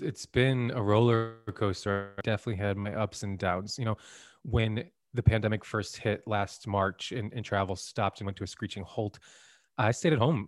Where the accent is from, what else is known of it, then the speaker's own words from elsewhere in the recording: Santa Monica, California, United States; I really stayed in my hometown and, of Santa Monica